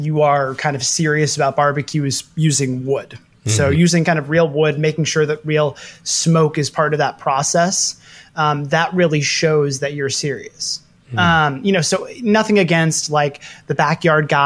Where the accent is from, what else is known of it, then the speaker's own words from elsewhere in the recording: Kansas City, Missouri, United States; moved away as an adult; now in New York, United States; I grew up in Kansas City, Missouri, which is one of the quintessential barbecue towns.